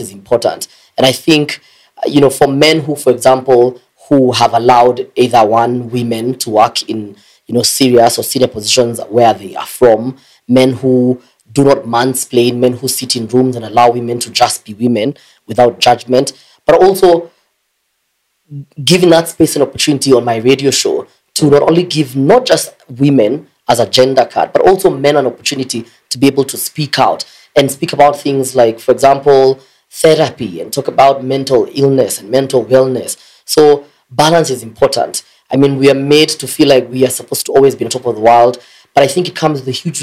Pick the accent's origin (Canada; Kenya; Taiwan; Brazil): Kenya; Nairobi; I was born in Kawangware, in a very disadvantaged background and home